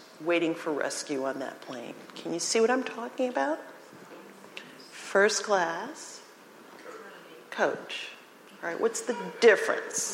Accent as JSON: {"language": "English", "town": "New York City", "region": "New York", "country": "United States", "tie": "born or raised there", "moved": "yes", "said": "I grew up in New York City"}